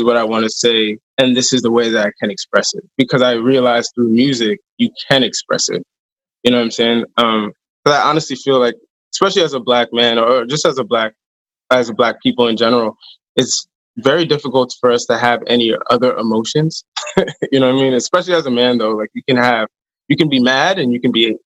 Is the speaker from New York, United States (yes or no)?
yes; upstate New York, United States; moved away as an adult; also born or lived in Maryland; I'm from New York, or I'm from like more upstate